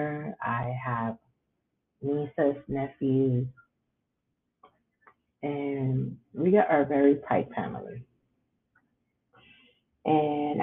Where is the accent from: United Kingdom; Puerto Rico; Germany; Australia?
Puerto Rico; English is a second language; moved away as an adult; now in Waco, United States; I come from beautiful island, from Puerto Rico. I came to live in the United States in 1996, and I've been in Waco, Texas since then